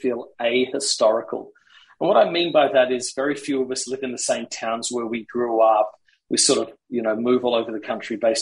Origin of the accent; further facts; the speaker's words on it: Australia; moved away; I grew up in Australia. So I took my son to Australia so he could see the values that shaped me